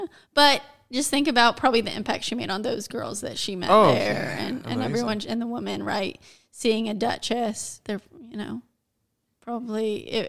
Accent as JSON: {"language": "English", "country": "Ireland", "said": "I'm Irish."}